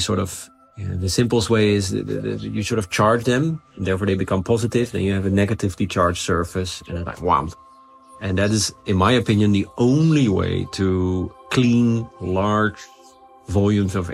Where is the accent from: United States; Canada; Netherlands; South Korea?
Netherlands; I'm from the Netherlands, eh? So we live under sea level